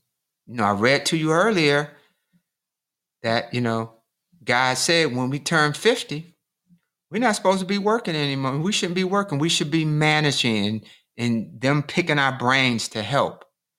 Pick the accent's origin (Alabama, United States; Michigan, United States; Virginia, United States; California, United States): Michigan, United States; And I grew up in Michigan, you know, so, you know, people have pretty good paying jobs, you know, at the auto industry.